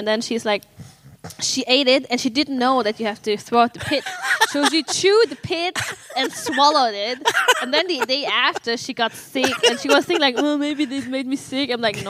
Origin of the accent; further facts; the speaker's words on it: Germany; moved away; So when I grew up in Germany, I think, I don't know. Like, I don't know how you felt as an African-American. But for me, growing in Germany, I was never German.